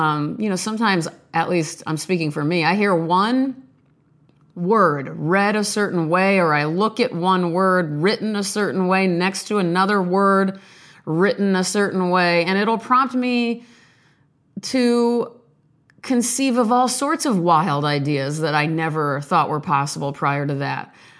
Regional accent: Omaha, Nebraska, United States; born there; now in Beverly Hills, United States; I hail from the 90210, sort of, by way of Omaha, Nebraska, where I was born in St. Joseph's Hospital, April 30th, 1977, 8:58 p.m.

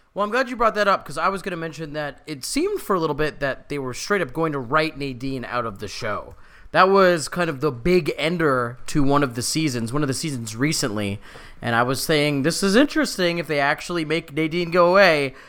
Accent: Canada; we're Canadian

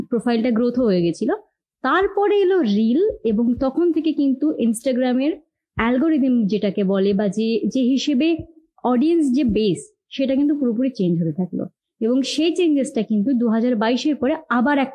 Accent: Bagnan, West Bengal, India; now in Kolkata, India; তো আমার আদি বাড়ি ওই দিকেই এবং আমার স্কুলিং হাওড়াতেই মানে হাওড়ার বাগনানের ওদিকে কলেজ থেকে আমি আসি কলকাতায়

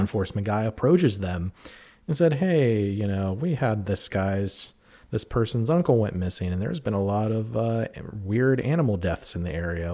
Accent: New Castle, Pennsylvania, United States; I grew up in Newcastle, Pennsylvania, in Shenango Township

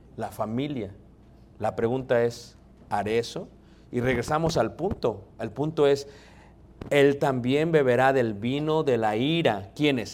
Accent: Mexico City, Mexico; Yo soy de Ciudad de México

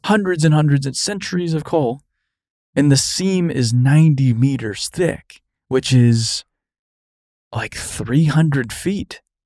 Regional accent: Arizona, United States; moved away; growing up in Arizona

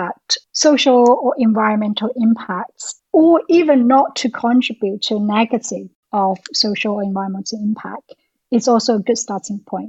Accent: China; now in United Kingdom; I'm also originally from China

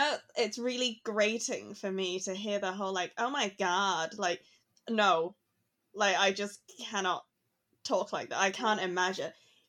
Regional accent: Hong Kong; moved away; when I grew up in Hong Kong and learning English

